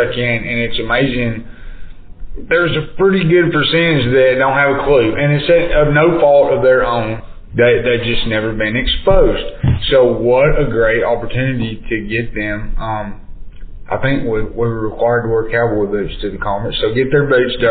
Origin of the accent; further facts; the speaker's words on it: Limestone County, Alabama, United States; born and raised in Limestone County